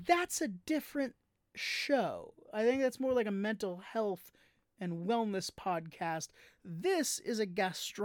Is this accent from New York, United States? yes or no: yes; New York, United States; being a New Yorker myself